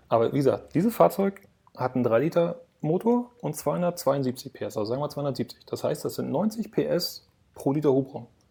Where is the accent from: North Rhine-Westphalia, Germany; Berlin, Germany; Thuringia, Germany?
Berlin, Germany; ich komme aus Berlin